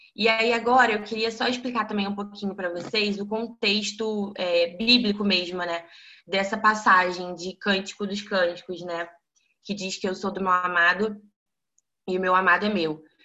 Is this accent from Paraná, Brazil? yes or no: no; Niterói, Rio de Janeiro, Brazil; moved away; eu sou de Niterói